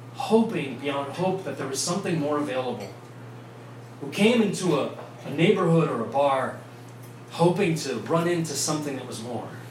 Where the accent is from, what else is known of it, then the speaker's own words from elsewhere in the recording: Vienna, Virginia, United States; accent: New York; also born or lived in New York; I grew up in Vienna